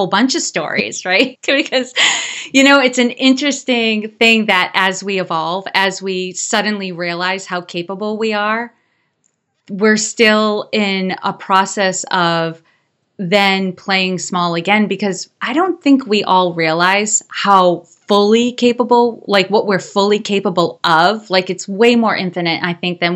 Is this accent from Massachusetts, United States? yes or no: yes; Worcester, Massachusetts, United States; I was born and raised in Worcester, Massachusetts